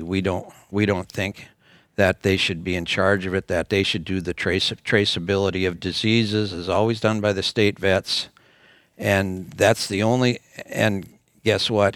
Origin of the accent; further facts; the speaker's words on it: North Dakota, United States; we're from North Dakota